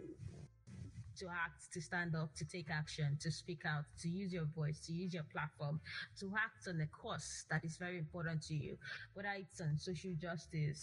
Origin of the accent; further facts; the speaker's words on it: Nigeria; as a Nigerian living in Nigeria